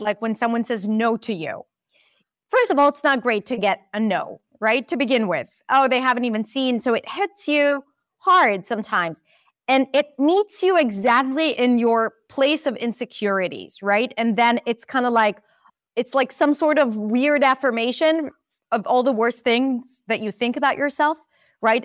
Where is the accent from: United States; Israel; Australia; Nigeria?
Israel; accent: Israeli; English is a second language; my Israeli accent